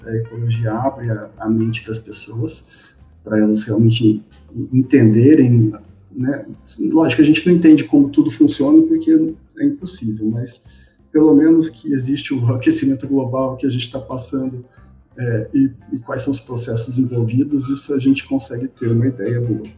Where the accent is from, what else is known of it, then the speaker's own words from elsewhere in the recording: Londrina, Paraná, Brazil; now in Goiânia, Brazil; Eu sou de Londrina, mas eu moro em Goiânia.